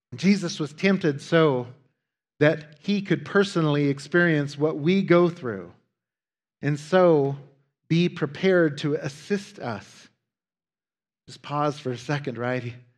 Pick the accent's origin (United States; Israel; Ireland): United States; Wyoming; Growing up in Wyoming, uh, as I have Wyomingeites, uh, like others who live in remote parts of the world, often have to imagine ways to entertain ourselves.